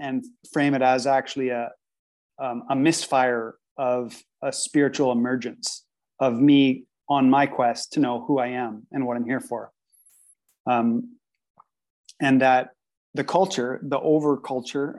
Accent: Canada; I've always been growing up in Canada and lived in Canada

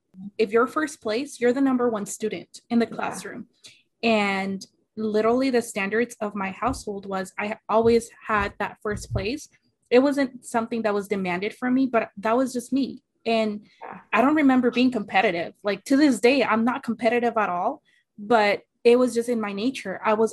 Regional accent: Phoenix, Arizona, United States; English is a second language; also born or lived in Mexico; Coming into third grade, I couldn't speak English enough to hold a conversation with somebody else. And I was in Phoenix, Arizona.

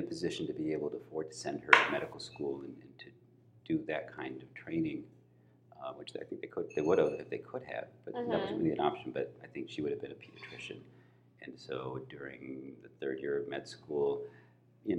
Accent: Kalamazoo, Michigan, United States; I was born and raised in Kalamazoo, Michigan

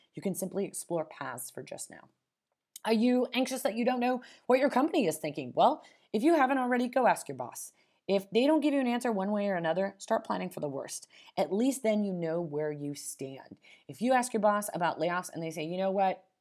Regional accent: Las Vegas, Nevada, United States; moved away; I'm originally from Nevada, Las Vegas, Nevada

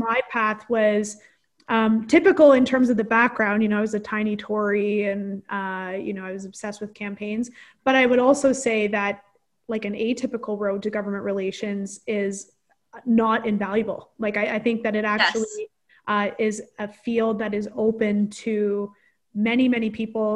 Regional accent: Omemee, Ontario, Canada; I'm from Omimi. I'm from the Corth Lakes.

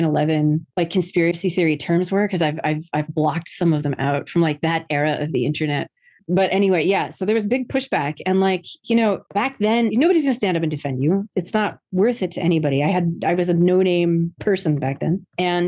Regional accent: New Jersey, United States; That's very much what my experience was growing up in New Jersey

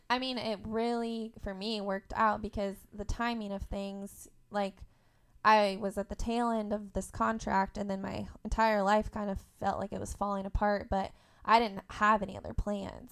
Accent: Indiana, United States; also born or lived in Tennessee; I went to school in Tennessee, and I grew up in Indiana

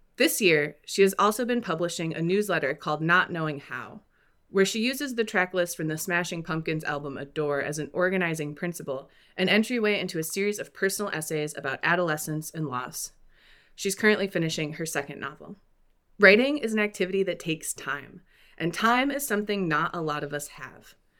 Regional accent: Midwest, United States; Culturally, I'm also Midwestern and white.

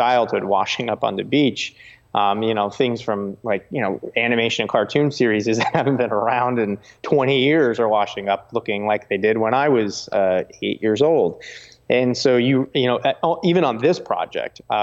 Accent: New Jersey, United States; I grew up in New Jersey

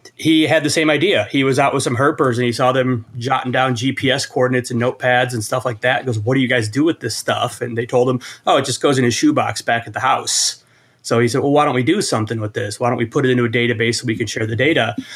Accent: Iowa, United States; I come from Iowa

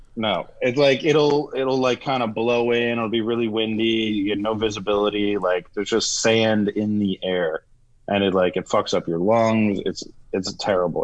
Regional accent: Florida, United States; moved away as an adult; also born or lived in Dubai; I grew up in Florida

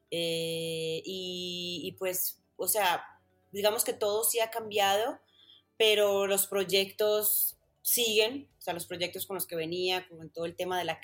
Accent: Medellín, Antioquia, Colombia; moved away as an adult; yo soy de Medellín, Medellín, Colombia, paisita de pura cepa, amo mi ciudad, amo mi país, pero nunca, nunca tuve ese acento tan marcado.

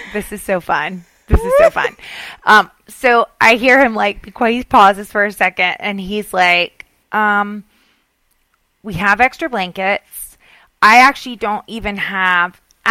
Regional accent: Southern, United States; accent: Southern; my Southern accent

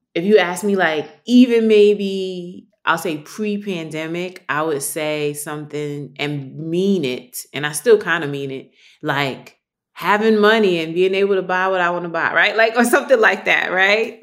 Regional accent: New York City, New York, United States; growing up in New York and then growing up in the community that I did, community meaning Harlem, where I lived

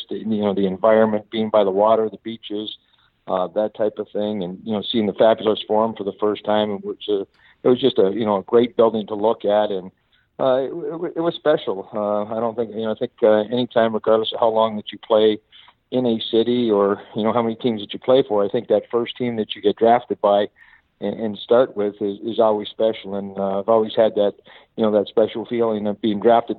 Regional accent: Toronto, Ontario, Canada; moved away as an adult; also born or lived in Los Angeles; Growing up in Toronto, basically hockey hotbed of the world

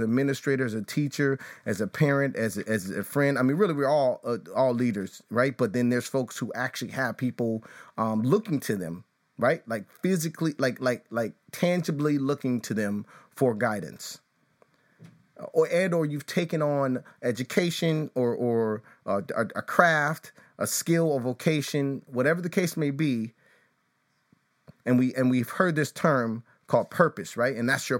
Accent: Chicago, Illinois, United States; growing up in the suburbs of Chicago, though I was born on the South Side, and I think it's St. Anne's Hospital, something like that.

